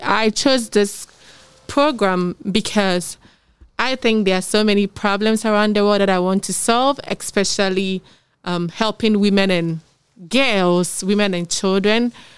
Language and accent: English; Ghana; I'm from Ghana